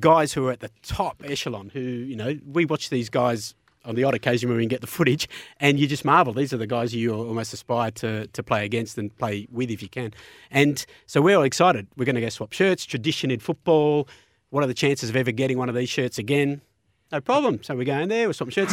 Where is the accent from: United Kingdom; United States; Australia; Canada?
Australia; Melbourne, Victoria; I was from Melbourne